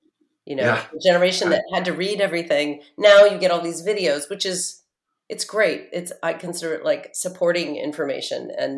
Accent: Portland, Oregon, United States; moved away as an adult; also born or lived in Honolulu, Hawaii; now in New York City, United States; I grew up in Oregon with nature and activism and a real sense of personal freedom, you know, kind of a nature-based spiritual yeah. philosophy. My parents left the Catholic Church and were fairly atheistic in their approach when I was younger.

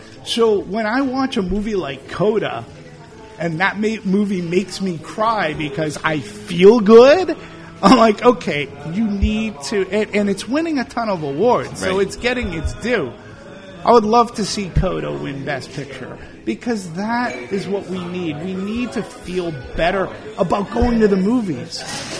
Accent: Boston, Massachusetts, United States; I'm from Boston

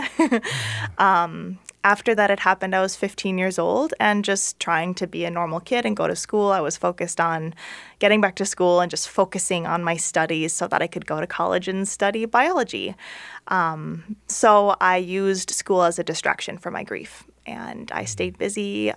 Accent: St. Paul, Minnesota, United States; I'm from Minnesota, um, okay. um, born in St. Paul

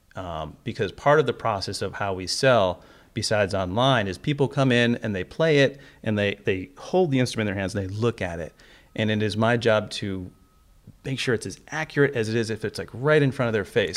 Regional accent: Cleveland, Ohio, United States; moved away; my hometown, Cleveland

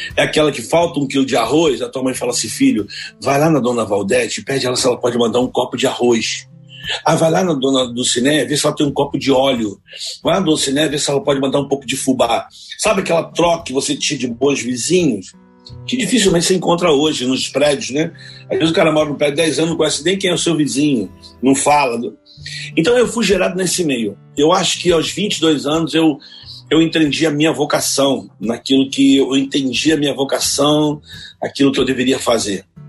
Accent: Rio de Janeiro, Brazil; Eu nasci em Vila Aliança, numa rua chamada Rua do Bom Jesus

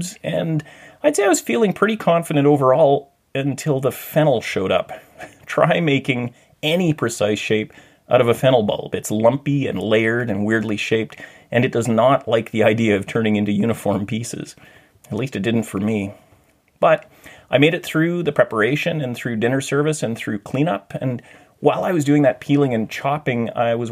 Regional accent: Thunder Bay, Ontario, Canada; moved away as an adult; now in Vancouver, Canada; During high school, I'd worked in a commercial kitchen in a hotel called the Valhalla Inn in my hometown of Thunder Bay.

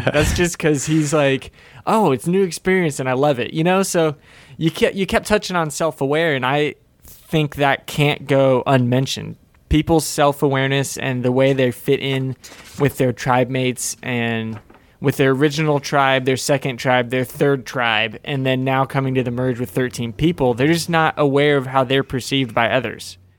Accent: Florida, United States; I'm from Florida

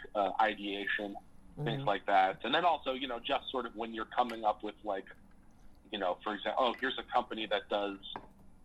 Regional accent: Boulder, Colorado, United States; moved away as an adult; now in Chicago, United States; I came from, I grew up in Colorado, in Boulder.

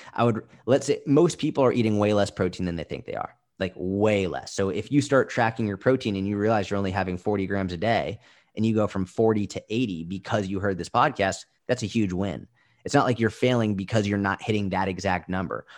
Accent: Boston, Massachusetts, United States; I grew up in Boston

